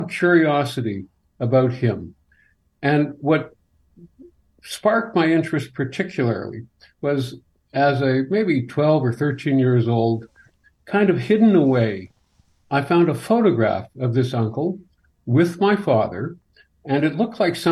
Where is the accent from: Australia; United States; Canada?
Canada; Morden, Manitoba; I grew up in Morden